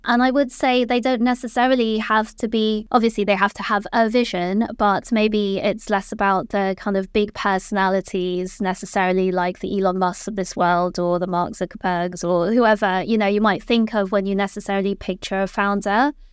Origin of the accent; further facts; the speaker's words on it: Malaysia; moved away as an adult; now in London, United Kingdom; I was born in London, and I lived here until I was about nine years old, and then my parents moved back to Malaysia, so I kind of continued my education there, and then I came back when I was eighteen